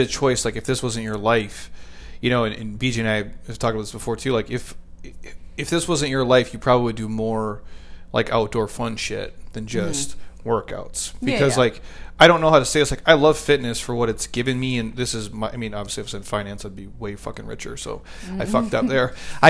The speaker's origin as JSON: {"language": "English", "region": "Midwest", "country": "United States", "said": "I'm from the Midwest, so like that's what you do."}